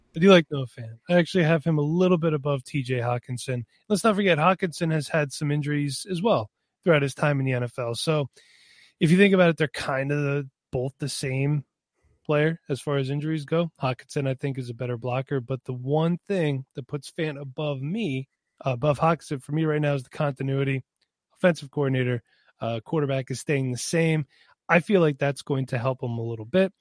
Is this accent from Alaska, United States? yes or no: no; Pennsylvania, United States; I am from Pennsylvania.